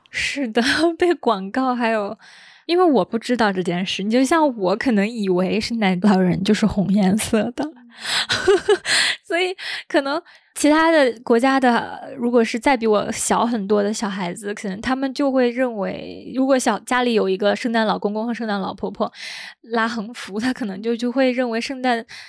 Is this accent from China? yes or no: yes; China; moved away as an adult; also born or lived in United Kingdom; 我觉得我是中国人